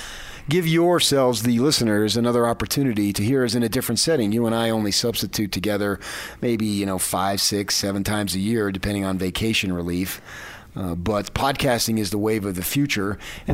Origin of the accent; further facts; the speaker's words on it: the Oranges, New Jersey, United States; moved away; And I grew up a lot in the Italian community of New Jersey, in the Oranges, where my mother had 9 siblings.